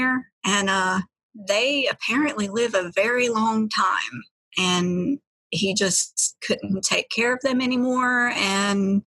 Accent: Asheville, North Carolina, United States; I am from Asheville, North Carolina, and I was born and raised here, been here my whole life

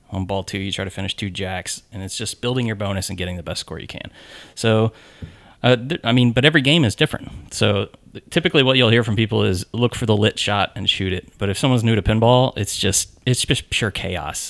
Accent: Nashville, Tennessee, United States; I grew up in Nashville

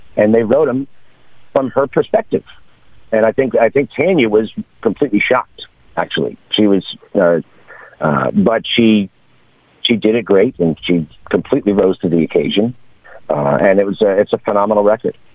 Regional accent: New York, United States; moved away as an adult; also born or lived in Seattle; now in Los Angeles, United States; I grew up in New York, when I finished college, I moved to Seattle, and I was there for about five, six years, and then I moved to LA, and I've been in LA ever since

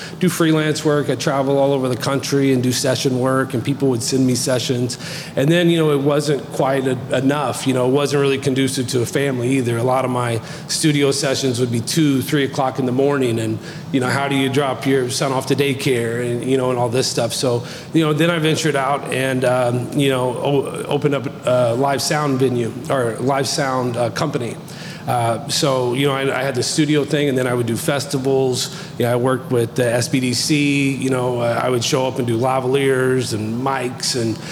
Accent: Du Quoin, Illinois, United States; also born or lived in Orlando, Florida; I'm born and raised in Ducoin, so local boy

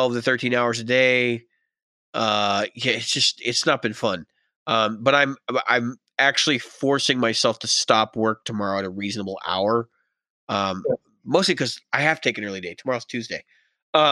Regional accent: United States; We're all Americans. I would assume that we're all from the United States.

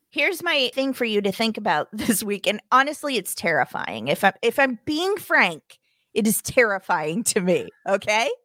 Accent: Springfield, Missouri, United States; now in Los Angeles, United States; my hometown, you know, in the middle of the country in Missouri in Springfield specifically

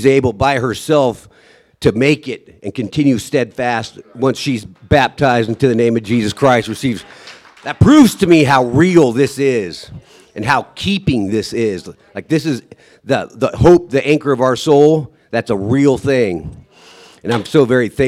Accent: Sitka, Alaska, United States; I was born in Sitka, Alaska, 1975, September 8th.

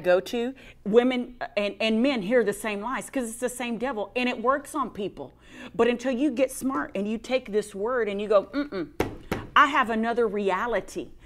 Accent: Texas, United States; I'm from Texas

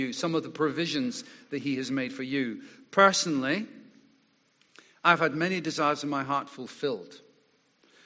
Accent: Scotland, United Kingdom; moved away; as a boy growing up in Scotland

